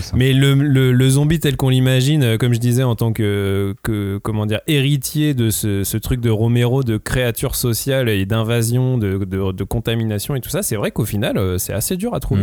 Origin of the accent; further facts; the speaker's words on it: France; en tant que français